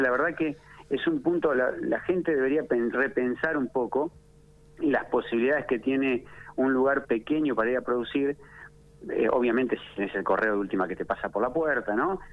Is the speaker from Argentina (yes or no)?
yes; Ataliba Roca, La Pampa, Argentina; moved away; also born or lived in Bariloche; yo soy de Ataliba Roca